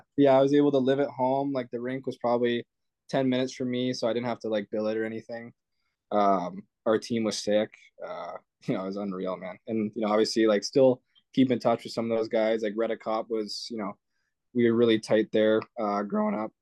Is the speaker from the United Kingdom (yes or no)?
no; Canada; I'm Canadian.